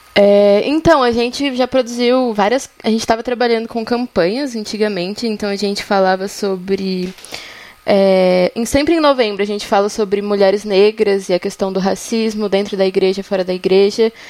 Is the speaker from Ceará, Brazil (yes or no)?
no; São Paulo, Brazil; now in São João del Rei, Brazil; Eu sou de São Paulo, mas moro em São João del Rei, Minas Gerais